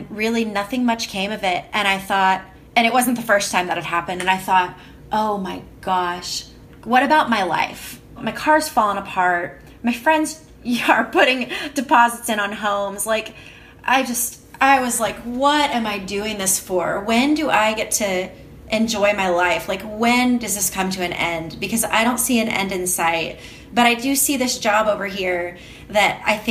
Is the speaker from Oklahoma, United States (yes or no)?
yes; Oklahoma City, Oklahoma, United States; moved away as an adult; moving back to the US and moving back to Oklahoma City, my hometown